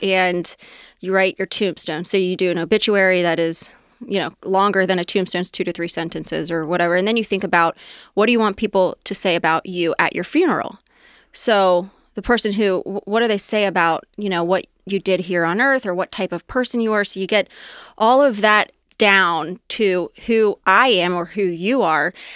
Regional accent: Anderson Township, Ohio, United States; also born or lived in Loveland; I grew up in Anderson Township, um, pretty much born and raised

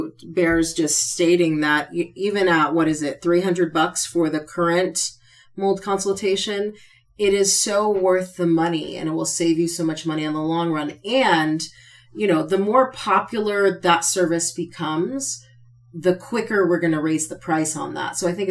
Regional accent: Connecticut, United States; I'm from New England. I'm from Connecticut.

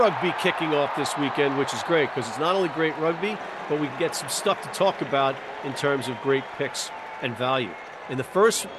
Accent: United States; we're American.

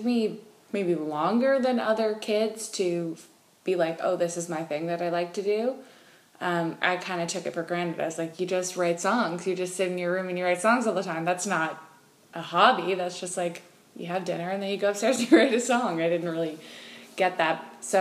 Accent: Toronto, Ontario, Canada; moved away as an adult; also born or lived in Los Angeles; now in Nashville, United States; I'm from Toronto, but I was living in L.A.

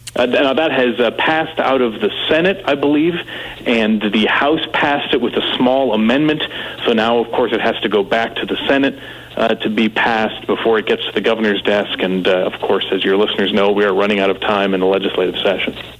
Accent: North Carolina, United States; I grew up in North Carolina

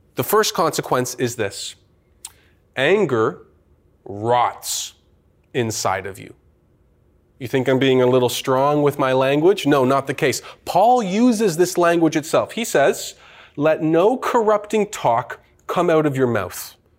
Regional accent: Canada; I am a Canadian citizen, born here, raised here

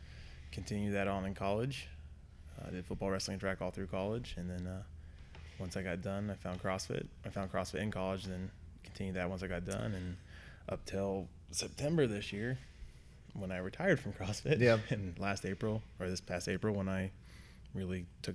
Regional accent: Dayton, Ohio, United States; moved away; I'm originally from Dayton, Ohio, just north of it by the airport.

